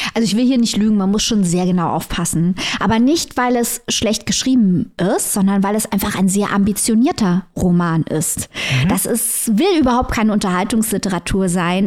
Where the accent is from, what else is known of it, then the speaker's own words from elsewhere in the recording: East Germany, Germany; bei uns in Ostdeutschland